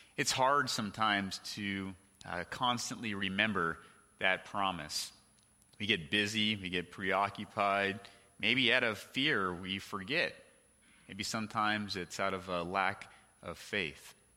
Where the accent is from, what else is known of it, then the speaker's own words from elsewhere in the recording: California, United States; the house we lived in growing up in California